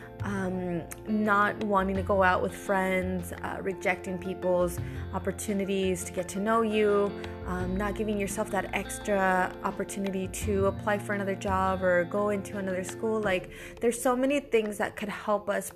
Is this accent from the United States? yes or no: yes; United States; moved away as an adult; now in Italy; I am American with a Latina background